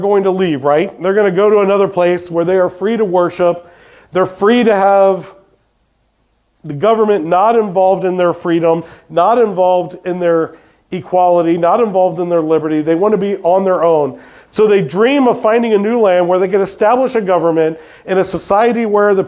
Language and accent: English; United States; we as American people